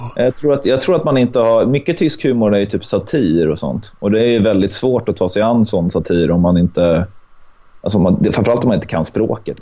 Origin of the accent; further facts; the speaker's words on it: Sweden; now in Åland, Finland; Född i Sverige